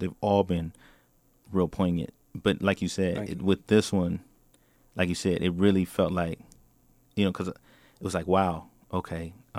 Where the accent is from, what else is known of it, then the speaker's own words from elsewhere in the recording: Portland, Oregon, United States; Yeah, so I'm from Northeast Portland.